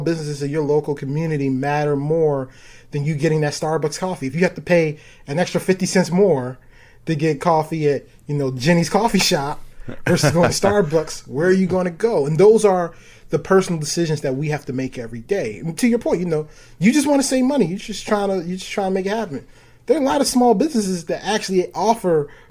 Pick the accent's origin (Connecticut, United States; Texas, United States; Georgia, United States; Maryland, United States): Maryland, United States; Baltimore; I'm from Baltimore